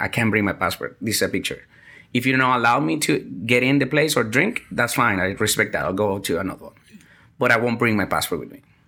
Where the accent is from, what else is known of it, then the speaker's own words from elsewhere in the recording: Venezuela; moved away as an adult; also born or lived in Vietnam; I'm from Venezuela